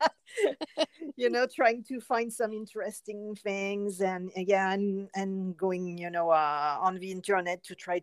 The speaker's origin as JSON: {"language": "English", "country": "France", "also_born_or_lived": "Phoenix, Arizona", "moved": "as an adult", "lives_now": "Pittsburgh, United States", "said": "I'm originally from France. I moved in 1995 to the US with my husband and my two youngest kids at the time."}